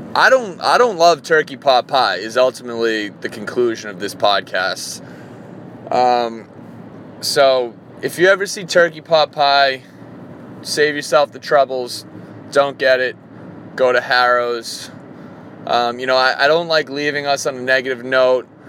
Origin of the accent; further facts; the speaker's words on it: Reading, Massachusetts, United States; moved away; I grew up in Reading, Massachusetts